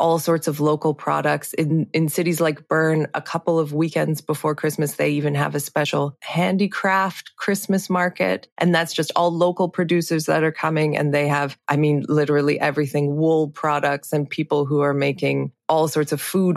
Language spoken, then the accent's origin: English; Canada; moved away as an adult; now in Switzerland; I am half Swiss. I grew up in Canada. And yeah, I moved to Switzerland about, oh, now it's like 12 years ago